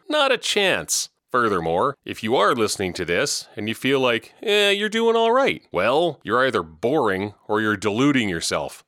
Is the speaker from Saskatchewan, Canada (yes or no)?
yes; Regina, Saskatchewan, Canada; moved away; Though I left long ago, you may know that I was born and raised in Regina